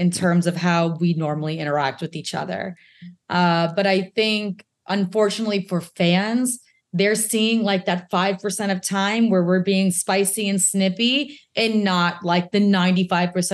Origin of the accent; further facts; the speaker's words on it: the South, United States; we're from the South. We talk real loud and we yell